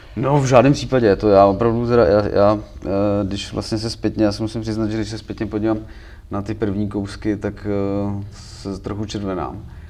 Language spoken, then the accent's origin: Czech; Příbram, Central Bohemian Region, Czechia; u nás v Příbrami